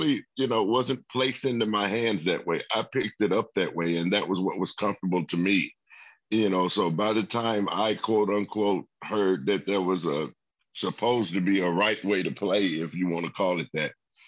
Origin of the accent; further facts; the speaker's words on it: Memphis, Tennessee, United States; I'm from Memphis, Tennessee